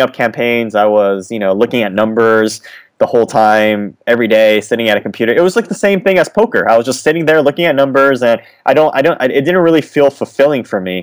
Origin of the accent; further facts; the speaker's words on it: California, United States; I was born in California